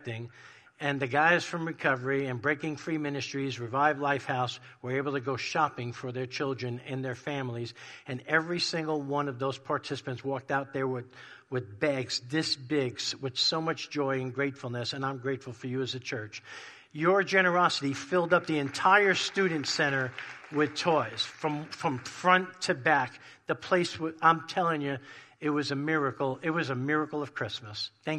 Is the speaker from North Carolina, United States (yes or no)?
no; New York, United States; moved away; growing up in New York in a crazy, dysfunctional Italian family